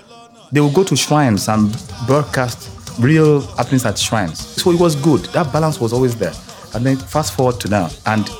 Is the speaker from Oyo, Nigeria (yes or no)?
yes; Ibadan, Oyo, Nigeria; When I was a kid growing up in Ibadan